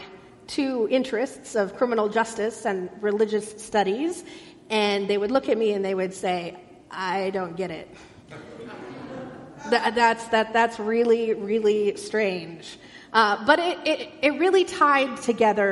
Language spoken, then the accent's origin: English; Irvine, California, United States; I grew up in Irvine, a beautiful, planned and designed city